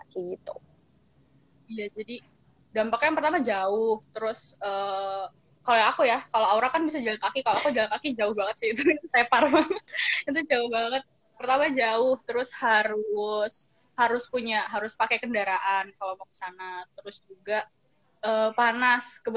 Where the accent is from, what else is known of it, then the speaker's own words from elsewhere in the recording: Bogor, West Java, Indonesia; Kalau aku karena aku kebetulan karena aku dari Bogor yang udaranya dingin ya kan terus mas pas sampai ke Cikarang itu kok ya Allah panas banget